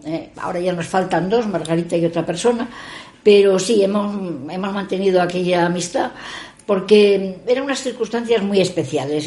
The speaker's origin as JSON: {"language": "Spanish", "town": "Gijón", "region": "Asturias", "country": "Spain", "tie": "born or raised there", "also_born_or_lived": "San Sebastián / Madrid", "said": "sí, naciendo en Osti, pero bueno, soy gijonesa desde el mes de nacimiento"}